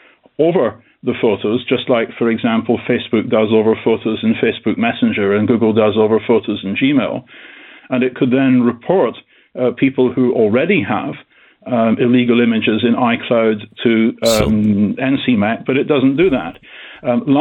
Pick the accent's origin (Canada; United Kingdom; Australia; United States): United Kingdom; being a Brit